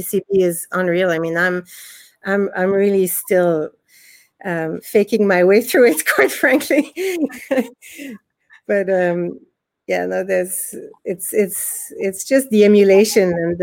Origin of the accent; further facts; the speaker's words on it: France; also born or lived in Israel; now in Dublin, Ireland; I was born in Israel, and we moved to France when I was about 6 years old